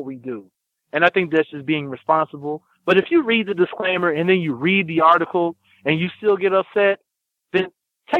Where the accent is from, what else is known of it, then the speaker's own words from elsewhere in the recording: Lawton, Oklahoma, United States; also born or lived in Ohio; now in Oakland, United States; I was born in Oklahoma, in Lawton, Oklahoma in 1983